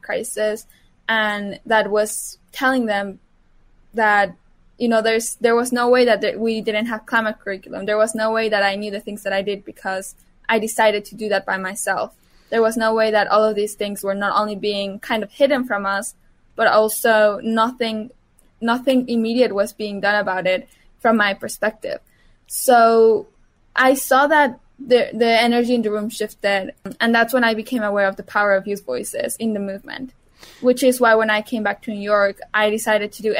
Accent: Mexico; moved away; my hometown actually flooded when I was 13 years old in Mexico

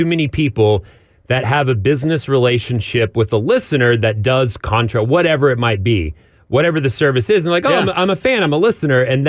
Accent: Amarillo, Texas, United States; moved away; my hometown of Amarillo

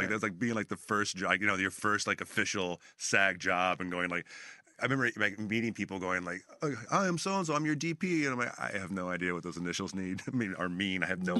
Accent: Bakersfield, California, United States; moved away; I grew up in Bakersfield. Okay. That's what my hometown is, Bakersfield.

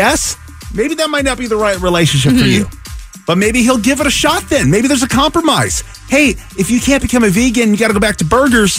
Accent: Seattle, Washington, United States; moved away as an adult; now in Phoenix, United States; I grew up in the Seattle area.

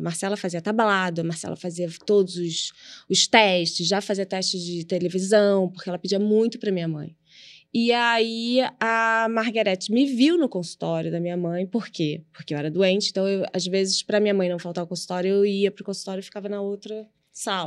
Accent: Rio de Janeiro, Brazil; Eu nasci na Gávea, onde meus pais moram até hoje, no apartamento

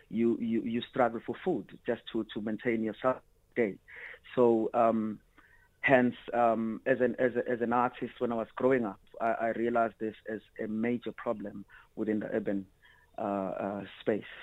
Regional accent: South Africa; also born or lived in Sweden; the society that I grew up under in South Africa

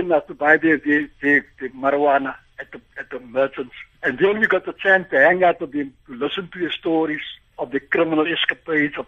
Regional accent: Cape Town, Western Cape, South Africa; I grew up in Cape Town, in Athlone.

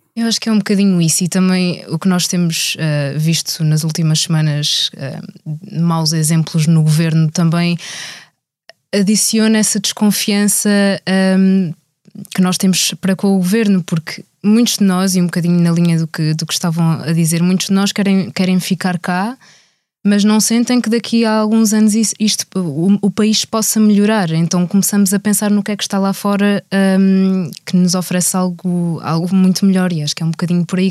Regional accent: Reguengos de Monsaraz, Alentejo, Portugal; Sou alentejana de Reguengos de Monsaraz

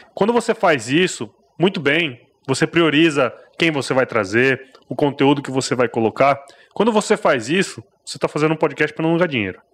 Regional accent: Cuiabá, Mato Grosso, Brazil; eu sou mato crossense, né, cara? Eu sou cuiabano mesmo

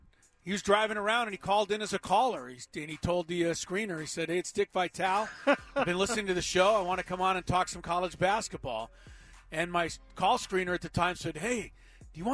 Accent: Los Angeles, California, United States; Growing up in Los Angeles

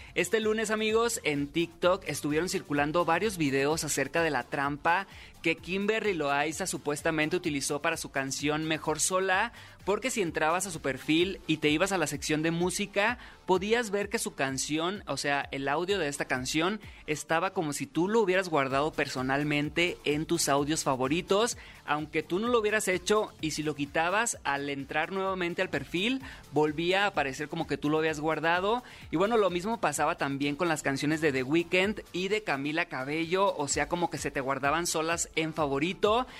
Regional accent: Sinaloa, Mexico; soy locutor sinaloense

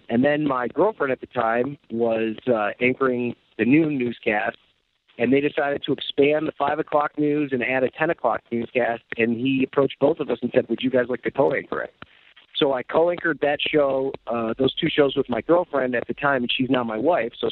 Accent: Jamestown, New York, United States; moved away as an adult; also born or lived in North Tonawanda, New York; I grew up uh, in Western New York. I was born in North Tonawanda, uh, wow. uh, but all my formative years were in Chautauqua County, just outside Jamestown, New York. I went to Cassadaga Valley High School

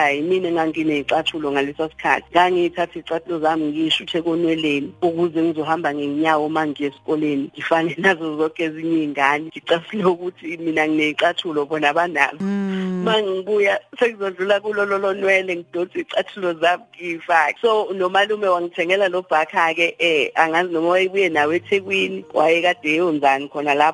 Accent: KwaWoza, Maphumulo, KwaZulu-Natal, South Africa; ngizalelwa endaweni yakaWoza la kudabuka khona ubaba wami khona kamaphumulo kodwa ke wangithola kumama umama esafunda isikole sahlala kubo

